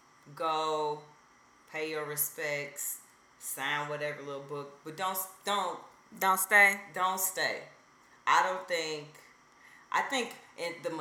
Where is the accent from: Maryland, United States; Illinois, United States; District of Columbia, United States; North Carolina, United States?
Illinois, United States; Chicago; We're from Chicago